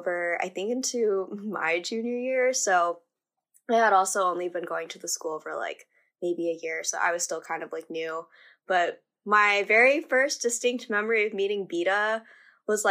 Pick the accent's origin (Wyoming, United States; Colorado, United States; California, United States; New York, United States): Colorado, United States; now in Arlington, United States; I was born and raised in Colorado, but I currently live in Arlington, Virginia